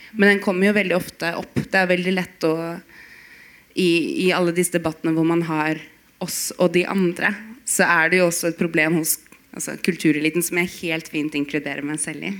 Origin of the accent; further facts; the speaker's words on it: Bodø, Nordland, Norway; Jeg er født i Bodø